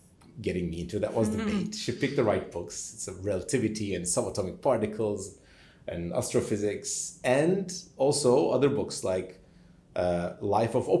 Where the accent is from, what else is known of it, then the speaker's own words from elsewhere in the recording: Turkey; moved away as an adult; also born or lived in United States; now in Cambridge, United Kingdom; born and raised in Turkey